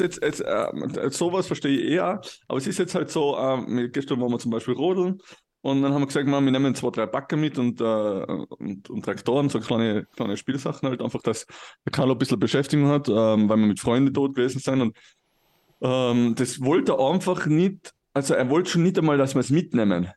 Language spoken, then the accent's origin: German; Tyrol, Austria; ich bin natürlich auch christlich erzogen worden im Heiligen Land Tirol